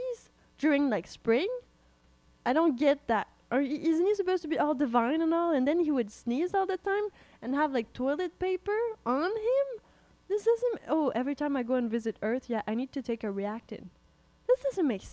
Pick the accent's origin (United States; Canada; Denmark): Canada; We're Canadian